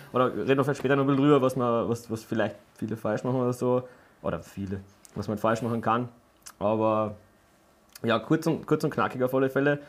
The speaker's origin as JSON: {"language": "German", "region": "Carinthia", "country": "Austria", "tie": "born or raised there", "said": "wir kommen aus Kärnten, also der Johnny und ich sind ja, ja. wahre Kärntner Buren"}